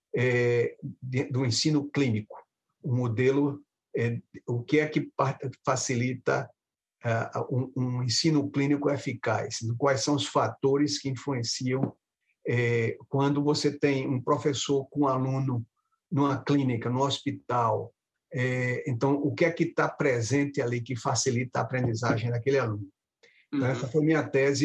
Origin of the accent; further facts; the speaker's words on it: Recife, Pernambuco, Brazil; moved away as an adult; also born or lived in Sergipe; now in United States; me radiquei em Pernambuco, quando eles se mudaram para lá, em Recife, nos anos, nos anos 1960